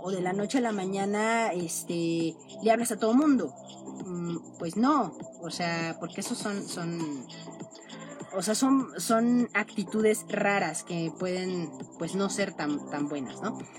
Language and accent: Spanish; Mexico; nosotros en México estamos en el hemisferio norte